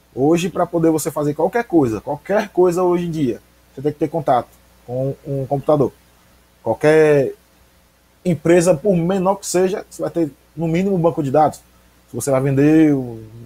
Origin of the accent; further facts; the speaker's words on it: Aracaju, Sergipe, Brazil; moved away as an adult; now in Nossa Senhora do Socorro, Brazil; Eu cresci lá, cresci no Augusto Franco